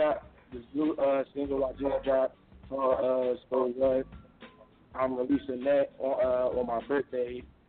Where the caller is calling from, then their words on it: Philadelphia, Pennsylvania, United States; Yeah, Southwest Philly.